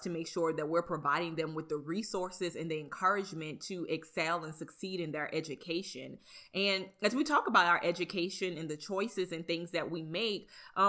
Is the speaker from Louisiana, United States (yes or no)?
yes; Napoleonville, Louisiana, United States; I'm from Napoleonville.